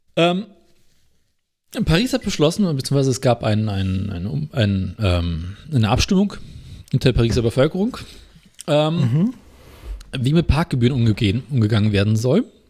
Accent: Berlin, Germany; bei uns in Berlin

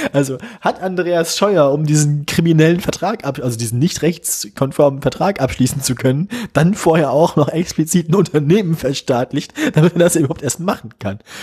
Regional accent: Bremen, Germany; ich komme aus Bremen

